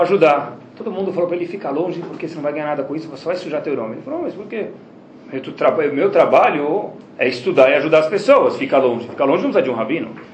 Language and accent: Portuguese; Brazil; eu sou do Brasil